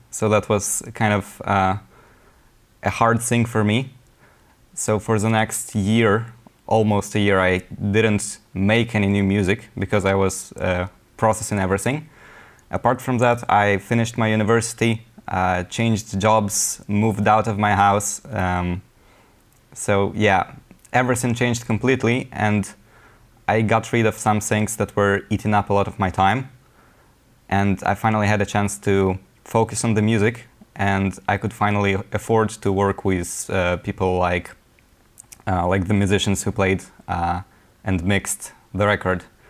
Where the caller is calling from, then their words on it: Wrocław, Lower Silesian Voivodeship, Poland; I'm calling from Wrocław, Poland